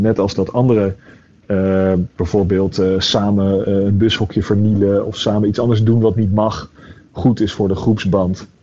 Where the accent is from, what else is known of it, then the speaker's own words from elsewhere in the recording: The Hague, South Holland, Netherlands; moved away as an adult; ik ben opgegroeid in Den Haag